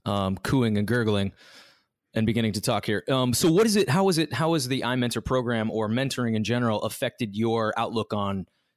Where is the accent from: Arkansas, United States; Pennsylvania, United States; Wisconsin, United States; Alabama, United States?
Arkansas, United States; moved away as an adult; also born or lived in New York City; now in New York, United States; when I was growing up in Arkansas, there were so many state parks and so many wonderful things.